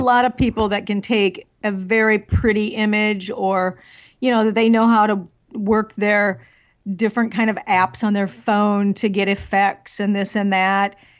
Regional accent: northwest corner of Iowa, United States; now in Nashville, United States; I grew up in the Midwest, um, in the furthest northwest corner of Iowa that you could ever get to.

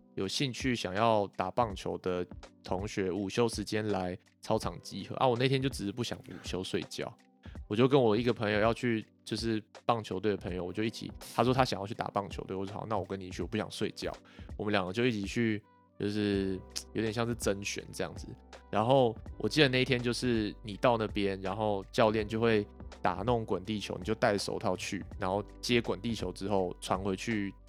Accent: Yilan County, Taiwan; 我是宜兰人嘛，然后那时候宜兰很强的学校是三星，三星国小，然后三星国中

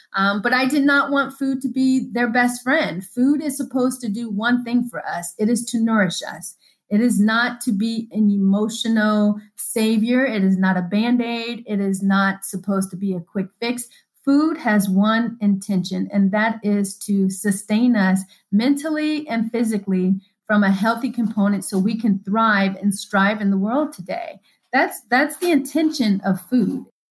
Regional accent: Denver, Colorado, United States; I was raised in Denver

